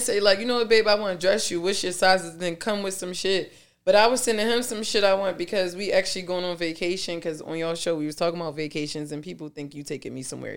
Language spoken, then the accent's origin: English; Philadelphia, Pennsylvania, United States; I'm really from South Philly.